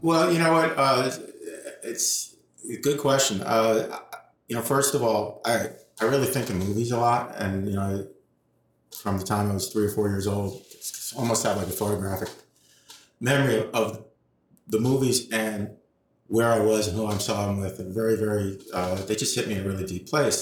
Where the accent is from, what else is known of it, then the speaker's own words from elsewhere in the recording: New York City, New York, United States; I was born and raised uh, on the west side of Manhattan in New York City